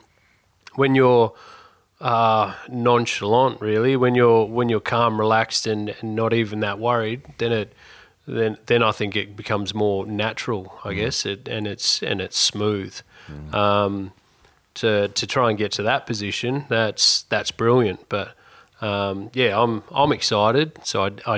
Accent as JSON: {"language": "English", "town": "Esperance", "region": "Western Australia", "country": "Australia", "tie": "born or raised there", "moved": "yes", "lives_now": "Exmouth, Australia", "said": "I grew up in Esperance."}